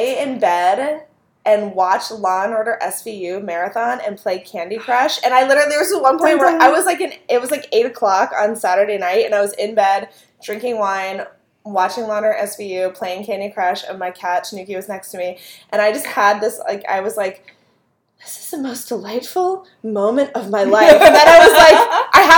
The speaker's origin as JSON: {"language": "English", "town": "Pittsburgh", "region": "Pennsylvania", "country": "United States", "also_born_or_lived": "Queens, New York", "moved": "yes", "lives_now": "New York, United States", "said": "I'm from Pittsburgh"}